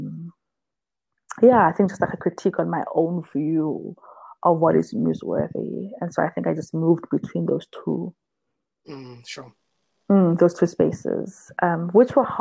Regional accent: South Africa

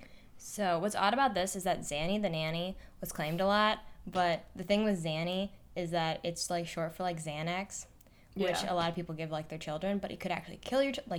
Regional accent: Florida, United States; I'm from Florida. And the trial happened in 2011, so I was 12 years old

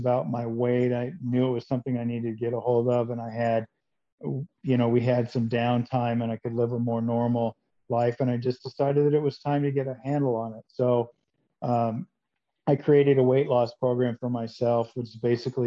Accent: Seattle, Washington, United States; now in Phoenix, United States; I grew up in Seattle

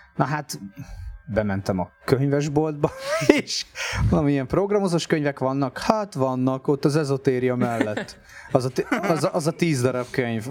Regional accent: Tapolca, Veszprém County, Hungary; moved away as an adult; now in Budapest, Hungary; én Tapolcán nőttem föl, aztán lett Veszprém a, a szakközépiskolával

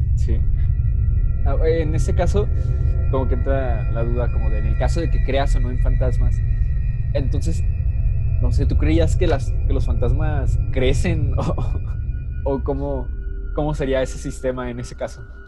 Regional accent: Mexico; los que somos de México.

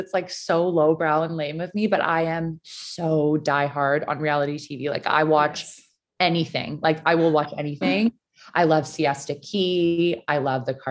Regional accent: Vancouver, British Columbia, Canada; growing up in Vancouver, being around mountains in the ocean

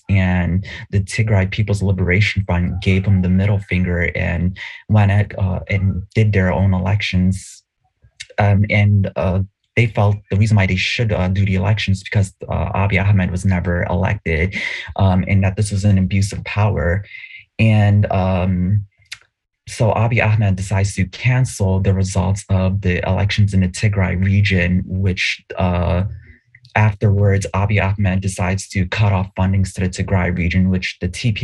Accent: Eritrea; now in Philadelphia, United States; my home country, Eritrea

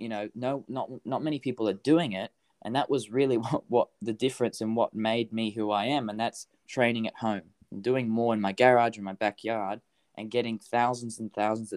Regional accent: Hervey Bay, Queensland, Australia; moved away; I come from Harvey Bay. It's like, there's like population, hardly

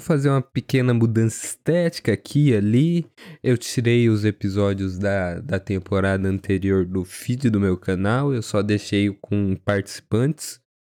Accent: Brazil; eu fui criado no Brasil

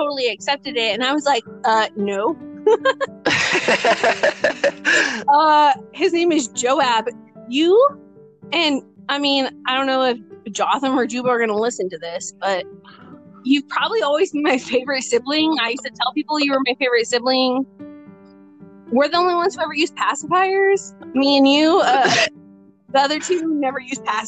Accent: Missouri, United States; born or raised there; also born or lived in Grinnell, Iowa

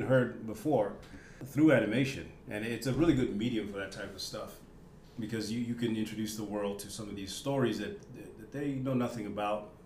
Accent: Botswana; I'm from Botswana, as you said, and I grew up on American TV

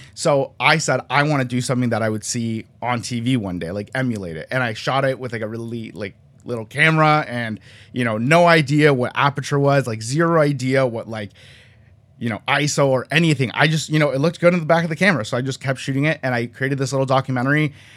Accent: just outside of Toronto, Ontario, Canada; also born or lived in Colombia; I was born in Colombia. I'm, like, like, straight outta Columbia, but I was raised in Canada, just outside of Toronto

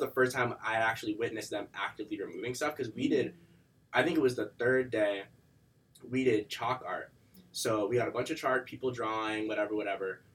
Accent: Weymouth, Massachusetts, United States; also born or lived in Boston; I'm from Boston. Um, I lived in Boston for a little bit when I was younger, but I uh, mainly live in like a South Shore uh, suburb town.

